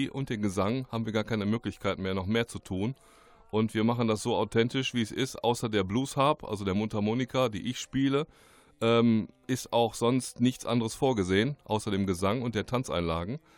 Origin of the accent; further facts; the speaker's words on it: Remscheid, North Rhine-Westphalia, Germany; und komme aber gebürtig aus Remscheid, bin hier geboren aufgewachsen, bin dann durch mehrere Orte gezogen